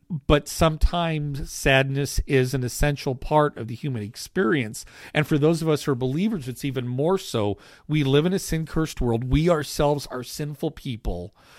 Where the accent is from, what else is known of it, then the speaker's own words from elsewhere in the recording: United States; as American Christians